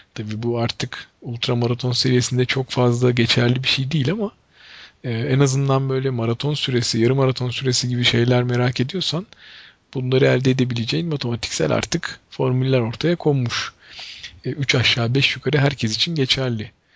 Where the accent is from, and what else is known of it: Ankara, Turkey